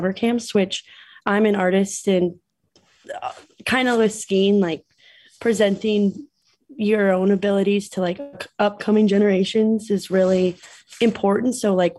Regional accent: South Park, Colorado, United States; moved away as an adult; now in Utah, United States; from South Park, Colorado, originally, but I've lived in Utah

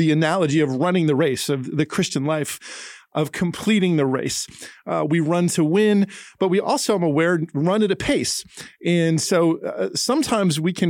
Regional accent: New Jersey, United States; also born or lived in California / Florida / Tennessee; now in Nashville, United States; So I grew up in New Jersey, lived in California, in Florida, and in Tennessee.

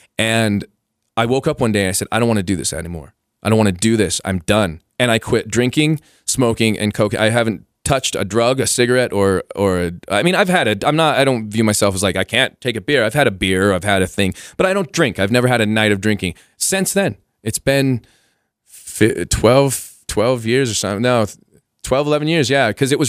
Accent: Costa Rica; born there; I was born in Costa Rica, so I had Latin blood

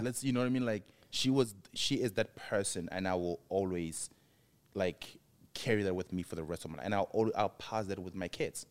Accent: Mabopane, Gauteng, South Africa; moved away as an adult; also born or lived in Johannesburg, South Africa; now in United States; Pretoria to Mapupane, where I'm from, where my parents raised me

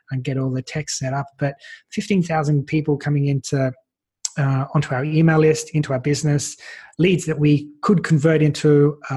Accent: Australia; And so, as an Australian, I was like, well, how can I get access to some of these speakers

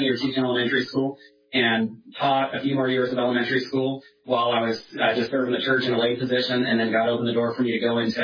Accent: Northern California, United States; moved away as an adult; now in Washington, United States; my wife and I grew up in Northern California together. We moved to Washington in 2010

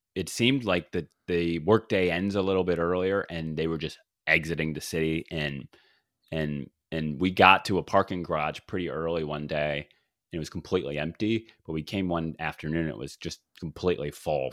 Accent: the South, United States; I am from the South

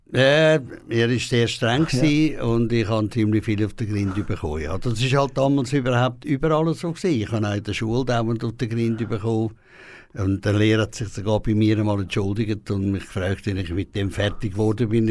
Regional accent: Küsnacht, Zurich, Switzerland; born or raised there; accent: Zurich dialect (Lake Zurich); also born or lived in Peru

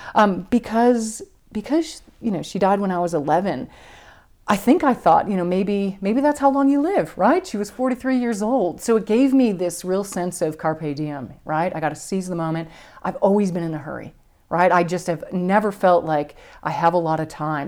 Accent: Buffalo, New York, United States; I grew up in Buffalo, New York

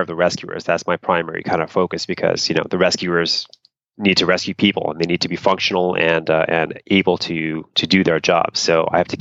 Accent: East Coast, United States; moved away; I grew up on the East Coast

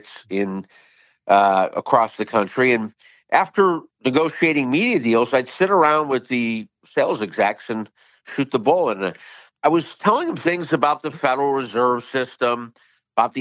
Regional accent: Chicago, Illinois, United States; I grew up in Chicago.

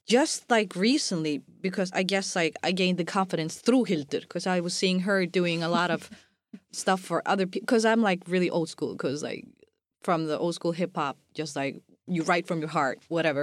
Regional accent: Iceland

